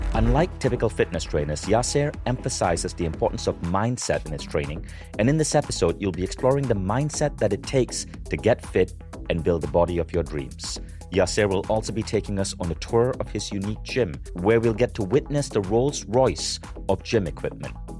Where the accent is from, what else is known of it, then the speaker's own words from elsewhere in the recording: Malaysia; I grew up as a kid in Malaysia